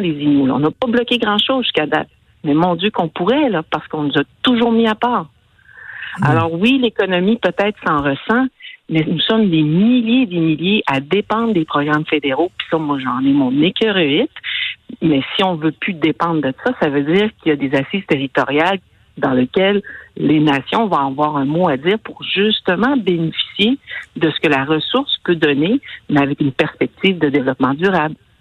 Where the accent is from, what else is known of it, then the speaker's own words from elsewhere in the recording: Côte-Nord, Quebec, Canada; je viens d'une belle région de la Côte-Nord. J'en suis fière, je l'aime